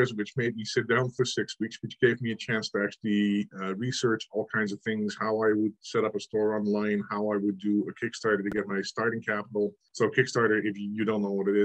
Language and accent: English; Netherlands; moved away as an adult; now in Canada; I am actually from the Netherlands originally. I immigrated to Canada 16, 17 years ago now.